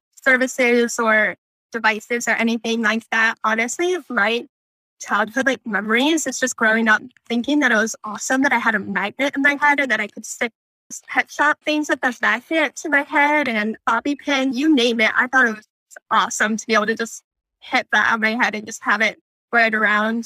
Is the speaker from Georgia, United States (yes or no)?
no; Michigan, United States; moved away as an adult; now in North Carolina, United States; I grew up in Michigan and participated in the camp that you just talked about